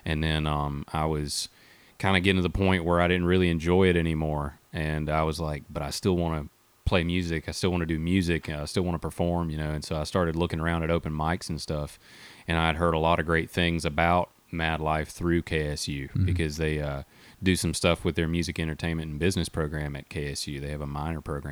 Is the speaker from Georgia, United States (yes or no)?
yes; between Eatonton and Milledgeville, Georgia, United States; also born or lived in Putnam County, Georgia; I grew up there, born and raised